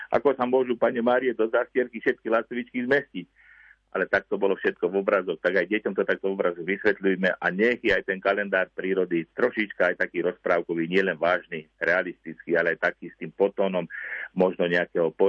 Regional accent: Liptovské Revúce, Žilina Region, Slovakia

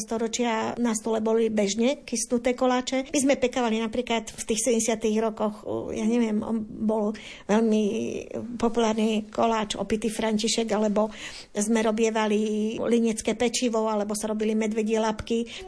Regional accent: Detva, Banská Bystrica Region, Slovakia; na podpolianí alebo teda u nás na Lazoch detvianských

